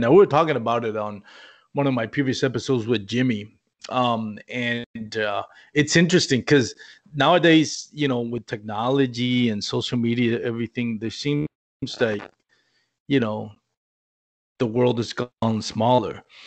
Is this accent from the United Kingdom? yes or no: no; Puerto Rico; moved away as an adult; now in Texas, United States; We're not an English colony.